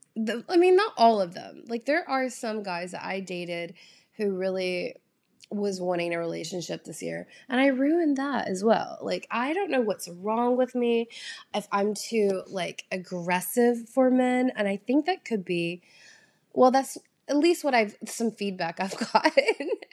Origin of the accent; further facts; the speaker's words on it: the South, United States; accent: drawl; moved away; I'm from the South. Like, I grew up eating very calorie-heavy foods